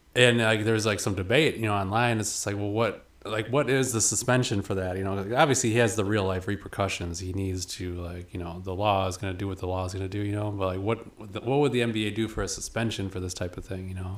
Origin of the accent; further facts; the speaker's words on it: Kenosha, Wisconsin, United States; I'm from Kenosha